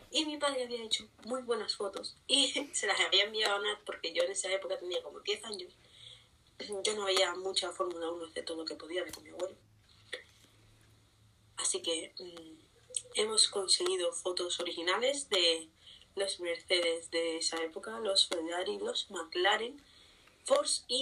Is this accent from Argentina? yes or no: no; Spain